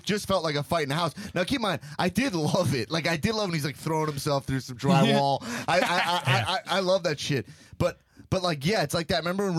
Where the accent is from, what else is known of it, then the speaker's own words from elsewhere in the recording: Long Island, New York, United States; I grew up in Long Island.